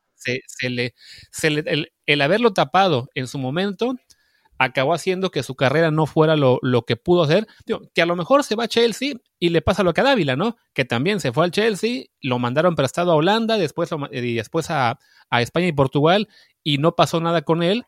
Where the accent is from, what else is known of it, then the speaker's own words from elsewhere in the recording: Veracruz, Mexico; yo que soy de Veracruz